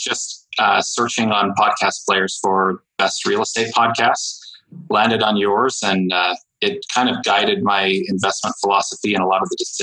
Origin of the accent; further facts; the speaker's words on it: Utah, United States; my home state in Utah